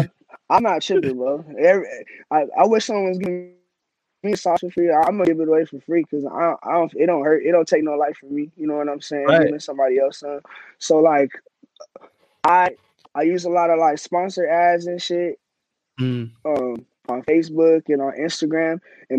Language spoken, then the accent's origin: English; Glendale, Arizona, United States; I grew up on 52nd Avenue in Maryland. Yeah, right there next to Rose Lane. I've lived in Glendale, like, my whole entire life.